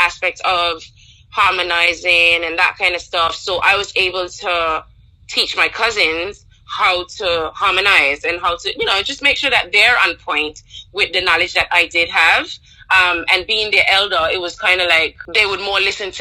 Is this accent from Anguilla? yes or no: yes; Anguilla; growing up in Anguilla, I could definitely say one thing that stands out is how close-knit the community was